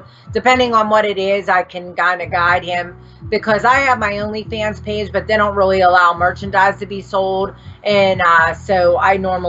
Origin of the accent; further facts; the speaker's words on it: Pittsburgh, Pennsylvania, United States; a lot of people will make fun of my accent sometimes because I'm from Pittsburgh, Pennsylvania.